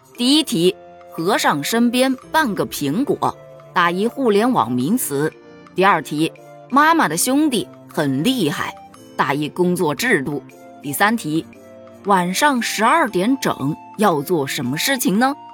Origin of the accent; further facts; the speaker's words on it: Hubei, China; 作为一个湖北人，我是真不知道咱湖北有这种风俗啊